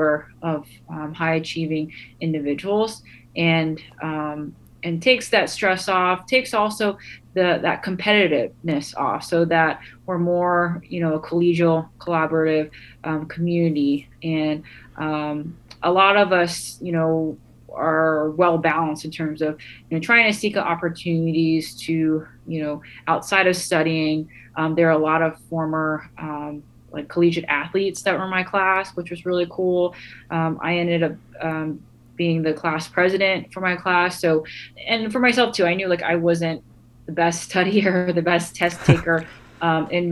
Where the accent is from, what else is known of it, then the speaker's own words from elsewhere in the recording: United States; where I come from as an American, a Vietnamese American